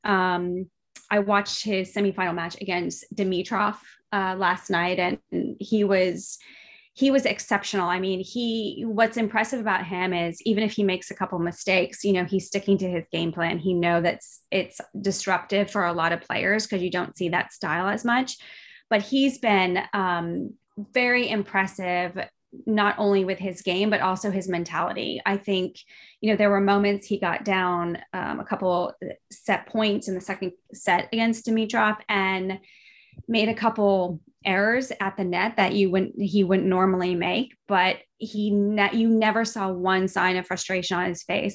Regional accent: United States; as an American

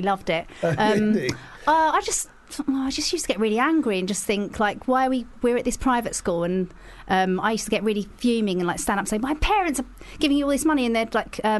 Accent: Leigh-on-Sea, East of England, United Kingdom; accent: Essex; I'm from Leigh-on-Sea in Essex.

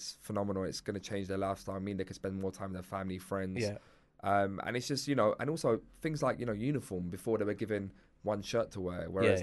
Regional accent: London, United Kingdom; I'm from Stoke-on-Inton in Hackney

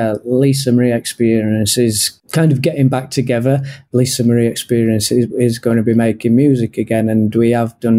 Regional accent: Sheffield, Yorkshire and the Humber, United Kingdom; now in Japan; So I'm originally from Sheffield in England.

